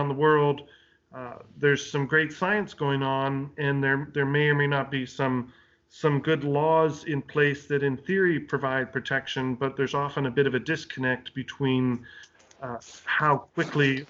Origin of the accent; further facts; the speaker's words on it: Canada; moved away as an adult; now in United States; So I'm Canadian originally. I'm born and raised in Canada and worked in both Eastern and Western Canada for a long time.